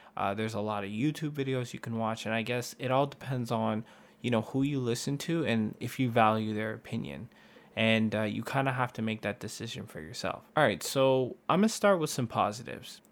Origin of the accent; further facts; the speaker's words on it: Canada; we're from Canada.